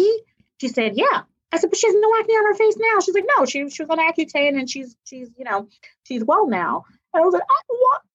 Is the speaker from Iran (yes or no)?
no; New York, United States; I'm from New York.